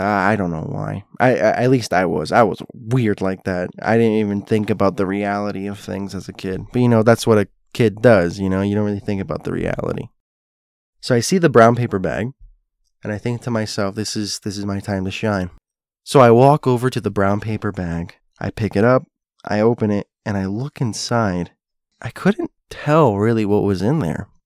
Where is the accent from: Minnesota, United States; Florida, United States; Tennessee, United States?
Florida, United States; South; also born or lived in Hialeah, Florida; I grew up in South Florida, as you know, and for a brief spell of my life, I lived in a place called Hialeah.